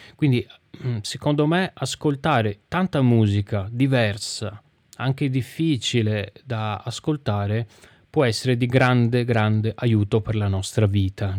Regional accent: Venice, Veneto, Italy; festival che si tiene dalle mie parti

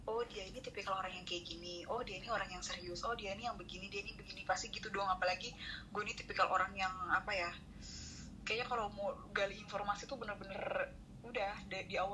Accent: North Sumatra, Indonesia; tapi kan padahal kita nih orang

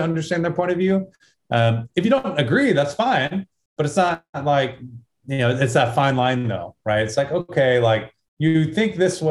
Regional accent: small town Texas, United States; this is how I was raised, small town Texas, USA

